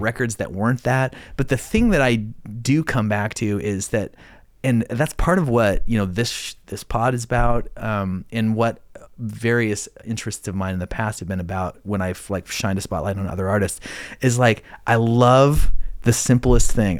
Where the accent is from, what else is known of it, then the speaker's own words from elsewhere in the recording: Idaho, United States; moved away; I grew up in Idaho